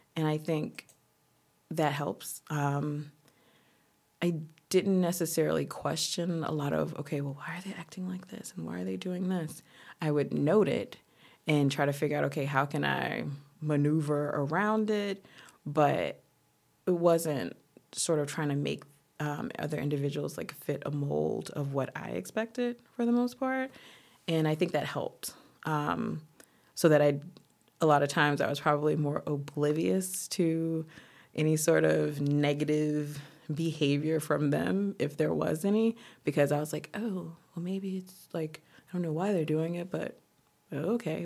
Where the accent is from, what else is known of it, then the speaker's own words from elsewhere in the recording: Tallahassee, Florida, United States; also born or lived in Boston; now in Paris, France; I'm originally from Tallahassee, Florida.